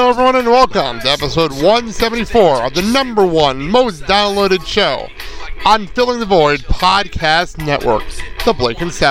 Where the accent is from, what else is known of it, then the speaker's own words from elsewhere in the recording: Lincoln Park, United States; I had to play something … because I grew up in Lincoln Park.